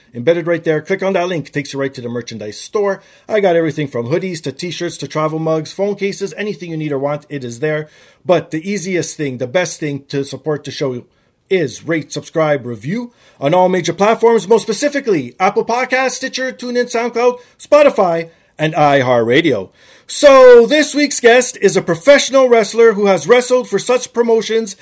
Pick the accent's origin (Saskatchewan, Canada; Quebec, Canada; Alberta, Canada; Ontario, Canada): Ontario, Canada; Toronto; I always grew up in this climate